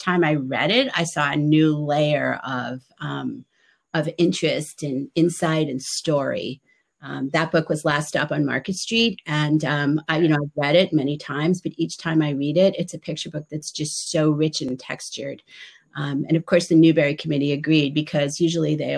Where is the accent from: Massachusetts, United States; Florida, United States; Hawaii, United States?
Massachusetts, United States; outside of Boston; I grew up outside of Boston